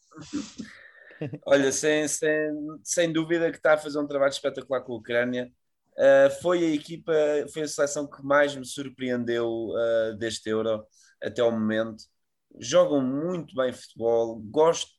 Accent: Portugal; nós como bons tugas

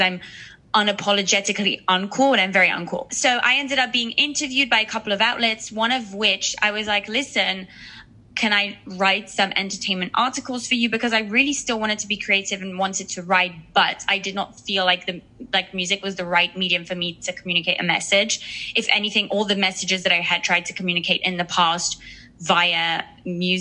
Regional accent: Switzerland; moved away as an adult; also born or lived in United Kingdom; now in Los Angeles, United States; I was born in Switzerland, but I'm actually English. Like I was born with an English passport. I got my Swiss citizenship when I was, I think, 19 or 20. So I grew up in a very small town

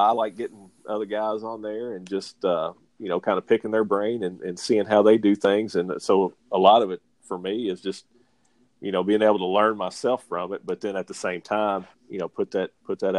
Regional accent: Kentucky, United States; moved away as an adult; now in Georgia, United States; I'm originally from Kentucky

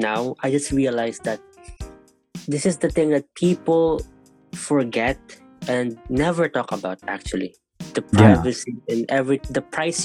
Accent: Philippines; now in Korea; the Philippines, to where my family is, my real friends are. So it's like it's the only way I can keep myself connected to, my home country

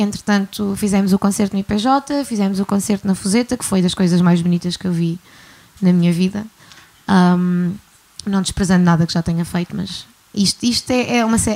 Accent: Guimarães, Norte, Portugal; now in Algarve, Portugal; sou de Guimarães, mas estou no Algarve há algum tempo

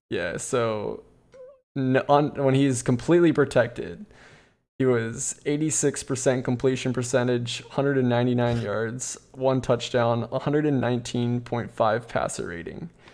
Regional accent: Pennsylvania, United States; being from Pennsylvania

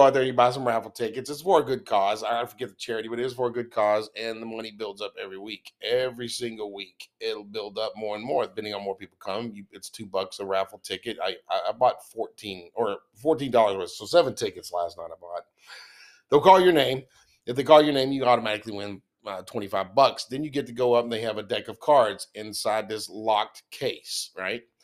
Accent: Texas, United States; I'm born and raised in Texas

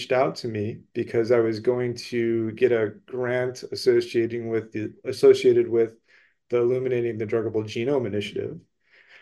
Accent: Cleveland, Ohio, United States; I was born and raised in Cleveland.

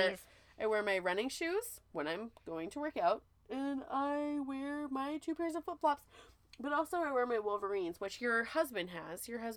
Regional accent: Pacific Northwest, United States; I'm from the Pacific Northwest.

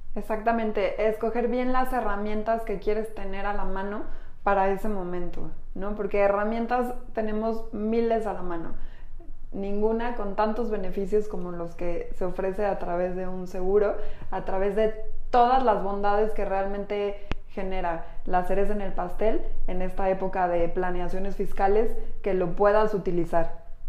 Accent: Mexico; Somos mujeres mexicanas

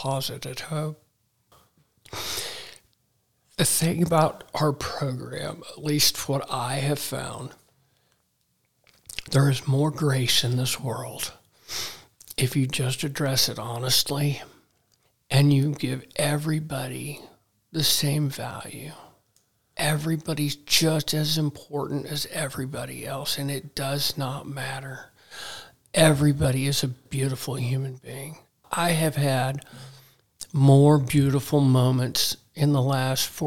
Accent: Dallas, Texas, United States; moved away as an adult; also born or lived in Hugoton, Kansas / Wichita, Kansas / Arkansas / Phoenix, Arizona; I was born in Hugoton, Kansas, which is a real small town out west, southwest by Dodge City, Ulysses. Then we moved to Wichita when I was, I think, about two. And then we moved to Dallas when I was five.

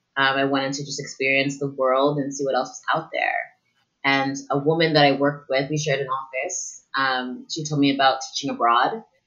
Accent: Maryland, United States; moved away as an adult; also born or lived in Atlanta, Georgia; now in South Korea; Well, I'm from the United States, originally from Maryland, about 30 minutes or so outside of D.C. I went to school down in Atlanta. I went to Spelman College.

